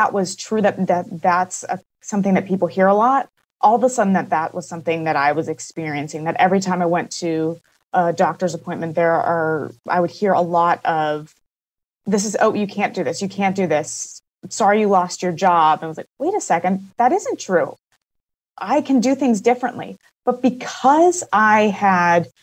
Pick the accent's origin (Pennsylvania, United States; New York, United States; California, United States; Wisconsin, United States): Pennsylvania, United States; Pittsburgh; moved away as an adult; now in Portland, United States; I am originally from Pittsburgh, Pennsylvania